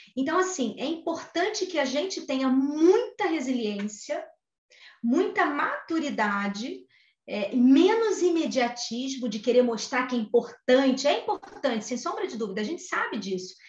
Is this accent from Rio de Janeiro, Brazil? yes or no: yes; Rio de Janeiro, Brazil; natural do Rio de Janeiro. Acho que vocês já perceberam o meu sotaque, né?